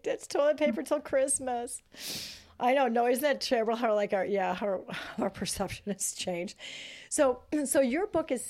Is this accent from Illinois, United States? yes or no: yes; Northern Illinois, United States; now in Michigan, United States; so we live in Michigan now, but when I grew up in Northern Illinois.